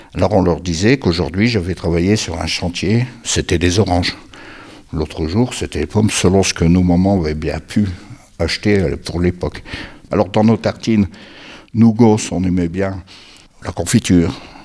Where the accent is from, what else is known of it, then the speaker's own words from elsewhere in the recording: Billy-Montigny, Hauts-de-France, France; je suis né à Billy Montigny au pied du Terry